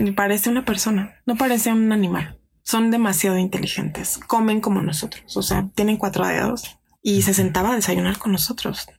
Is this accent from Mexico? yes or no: yes; Mexico City, Mexico; soy de aquí de la Ciudad de México